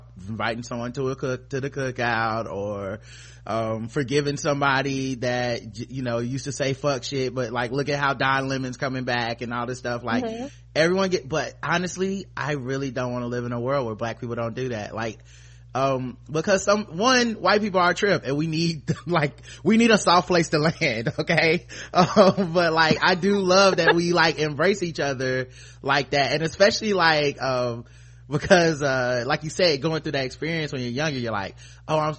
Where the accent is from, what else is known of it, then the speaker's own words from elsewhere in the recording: the South, United States; I'm from the South